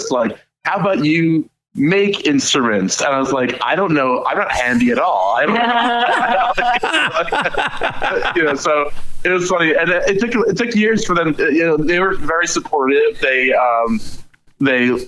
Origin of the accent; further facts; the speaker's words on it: Madison, New Jersey, United States; I grew up in Madison, New Jersey